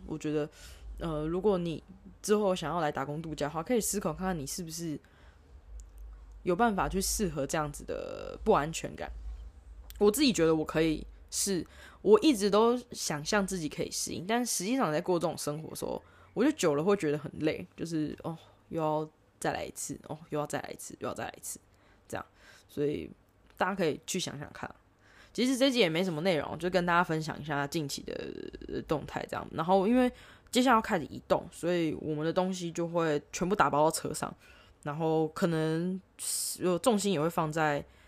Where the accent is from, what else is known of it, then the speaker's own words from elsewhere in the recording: Taipei, Taiwan; moved away as an adult; also born or lived in Sydney, Australia / Melbourne, Australia; now in Australia; 我在从小在台北长大